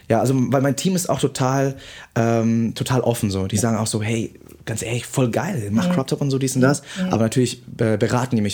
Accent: Vietnam; born there; in Betracht gezogen zu werden, für Deutschland anzutreten mhm. als gebürtiger Vietnamese.

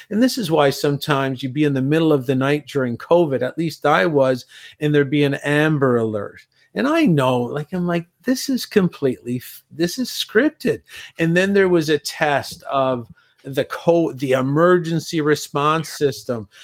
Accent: Canada; also born or lived in Europe; being Canadian myself

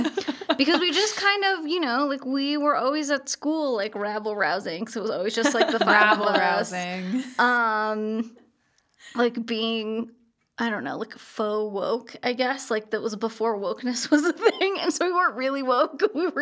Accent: Highlands Ranch, Colorado, United States; But I think, you know, growing up in Highlands Ranch, it also kind of brought out the fighter in me in a sense that like the HOA

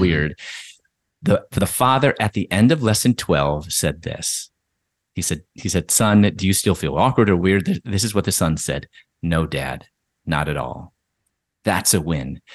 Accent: Chicago, Illinois, United States; moved away as an adult; also born or lived in Louisville / Atlanta; I'm originally from Chicago

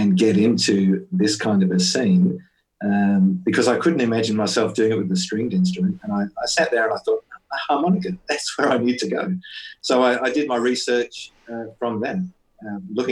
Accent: Perth, Western Australia, Australia; I'm from Perth in Western Australia.

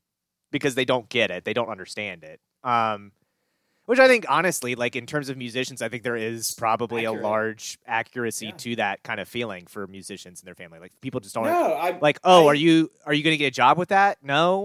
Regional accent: Frederick County, Virginia, United States; where I grew up in Frederick County

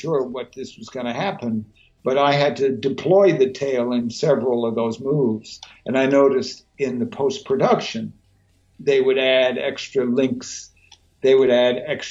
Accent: Newfoundland and Labrador, Canada; moved away; also born or lived in New York / Los Angeles; I come from Newfoundland, Canada

